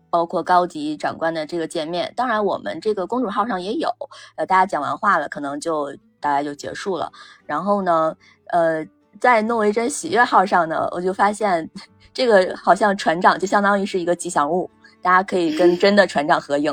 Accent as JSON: {"language": "Chinese", "country": "China", "said": "我们大陆这边呢，或者是说哪怕是台湾籍呢，其实都是我们同样的文化嘛"}